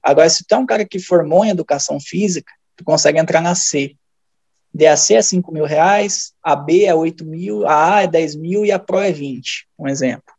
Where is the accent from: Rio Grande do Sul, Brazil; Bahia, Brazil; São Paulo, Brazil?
Rio Grande do Sul, Brazil; moved away as an adult; also born or lived in near Novo Hamburgo; now in Minas Gerais, Brazil; Sou natural do Rio Grande do Sul, faz três anos que eu estou por Minas Gerais trabalhando.